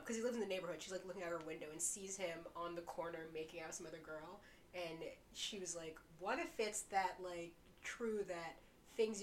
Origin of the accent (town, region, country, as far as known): New York, United States; born or raised there